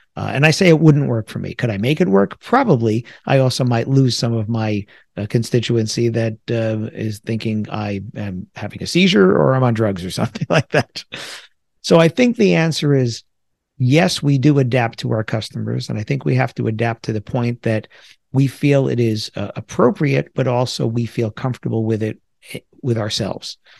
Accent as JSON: {"language": "English", "country": "United States", "tie": "born or raised there", "also_born_or_lived": "New Jersey", "said": "I grew up in the New York area. I live in the New York area. I live in New Jersey"}